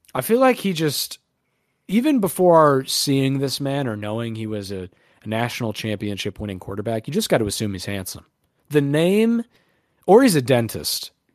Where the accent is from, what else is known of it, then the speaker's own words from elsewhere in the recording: New York, United States; we're both from New York